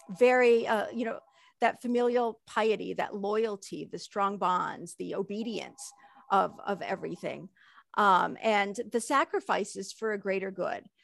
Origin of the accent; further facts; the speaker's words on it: United States; moving over here and having children here in America